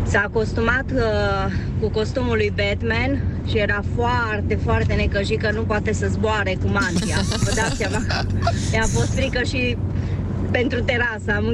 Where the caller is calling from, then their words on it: Bucharest, Romania; Sunt … din București.